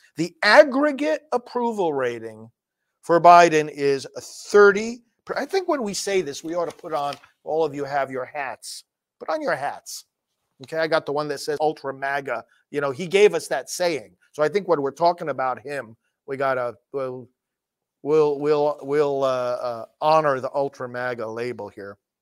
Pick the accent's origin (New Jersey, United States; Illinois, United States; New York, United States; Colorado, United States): New York, United States; now in Florida, United States; New York, my home state